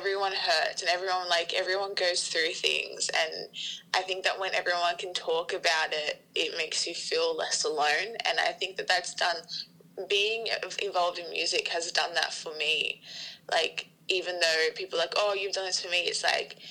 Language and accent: English; Sydney, New South Wales, Australia; We are from Sydney, Australia